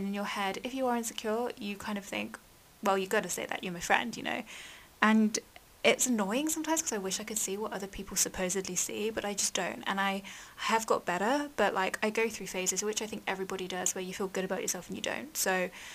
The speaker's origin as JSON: {"language": "English", "region": "England", "country": "United Kingdom", "tie": "born or raised there", "said": "I've grown up in England"}